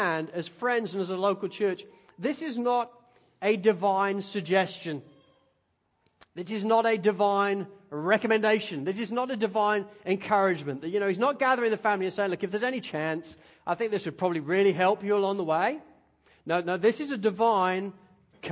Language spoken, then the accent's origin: English; Spalding, East Midlands, United Kingdom; now in Australia; growing up in Spalding and Lincolnshire, I grew up in the country